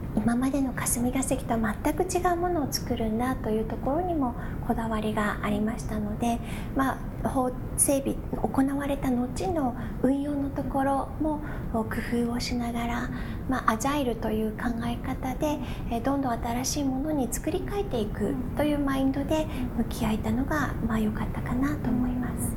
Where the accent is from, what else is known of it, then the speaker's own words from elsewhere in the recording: Japan; also born or lived in Virginia, United States; 自分の母国である日本